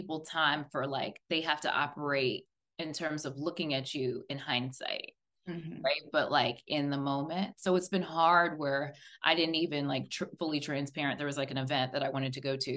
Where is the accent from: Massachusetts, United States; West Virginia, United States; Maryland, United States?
Maryland, United States; Silver Spring; I'm from Silver Spring